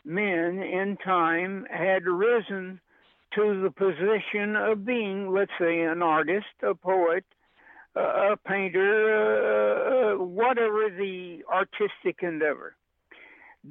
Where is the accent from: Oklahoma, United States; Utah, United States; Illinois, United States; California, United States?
Oklahoma, United States; Pauls Valley; moved away; also born or lived in New York; I was born in Paul's Alley, Oklahoma